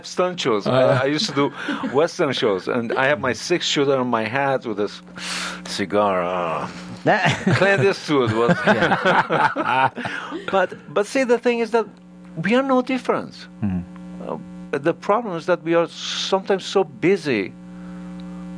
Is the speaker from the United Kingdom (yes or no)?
no; Iran; now in United States; I'm from Iran